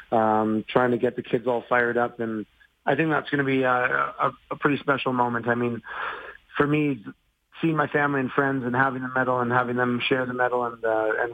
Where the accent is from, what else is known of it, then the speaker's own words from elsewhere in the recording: Calgary, Alberta, Canada; Calgary's my hometown